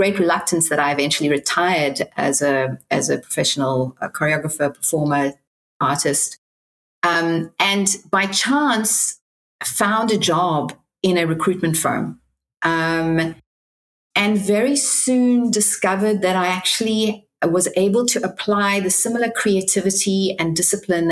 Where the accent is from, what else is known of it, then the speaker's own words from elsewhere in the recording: Cape Town, Western Cape, South Africa; now in Manhattan Beach, United States; I'm originally from Cape Town, South Africa.